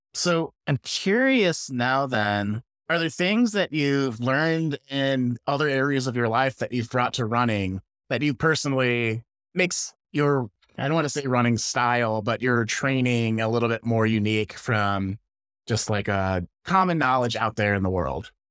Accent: Chicago, Illinois, United States; now in California, United States; I grew up around Chicago. I live in California

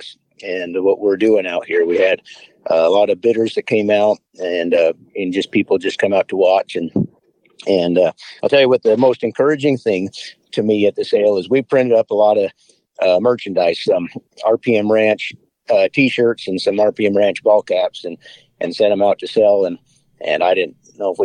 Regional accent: Wyoming, United States; I grew up in Wyoming

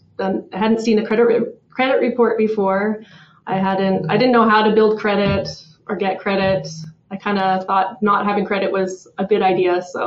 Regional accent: Kelowna, British Columbia, Canada; now in Calgary, Canada; I was born in Calgary and grew up in Kelowna and then made my way back to Calgary about 15 years ago.

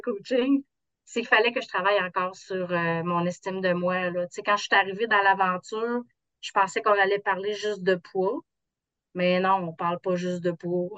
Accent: South Shore of Quebec City, Canada; Je viens de la rive sud de Québec

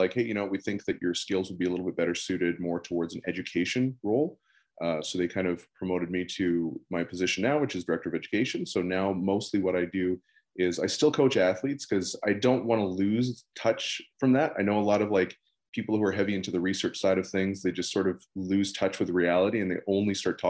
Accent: Netherlands; born there; I was born in the Netherlands, but long story, that's actually not even my real name.

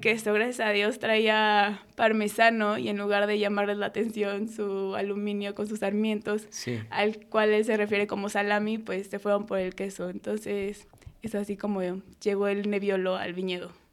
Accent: Mexico City, Mexico; yo nací en Ciudad de México, soy una niña de la ciudad.

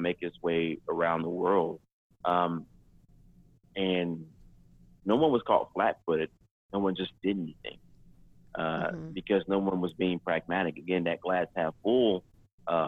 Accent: Deep South, United States; growing up in the Deep South

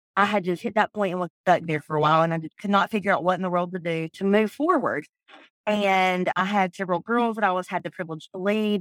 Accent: South Georgia, United States; I'm from South Georgia

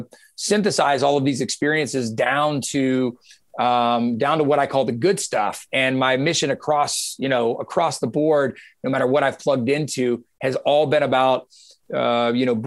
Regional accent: Georgia, United States; I was born and raised in Georgia

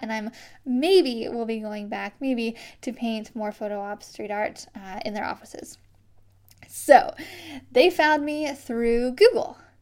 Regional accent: Iowa, United States; born or raised there

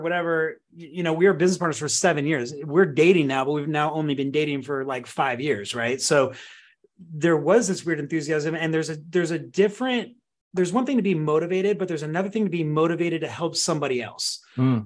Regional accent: Santa Cruz, California, United States; also born or lived in Oregon / Van Nuys, California; I was born in Oregon

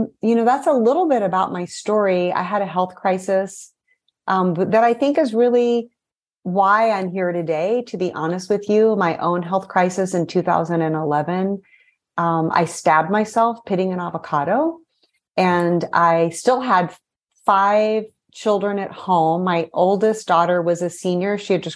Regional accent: Missouri, United States; moved away as an adult; also born or lived in Brazil; I was raised in Missouri, so I'm a Midwesterner at heart.

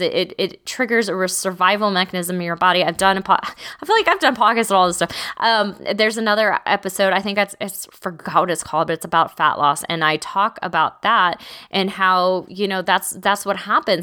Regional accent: Texas, United States; I'm from Texas

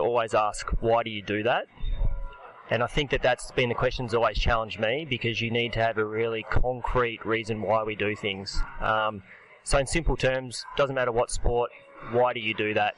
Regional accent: Australia; I'm definitely Aussie

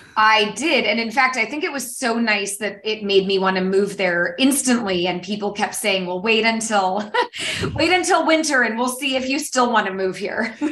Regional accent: San Francisco Bay Area, California, United States; I am from the San Francisco Bay Area, um, based in California.

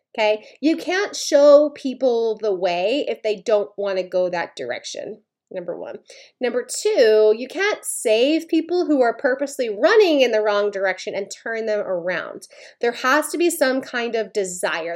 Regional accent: Maine, United States; I'm from Maine

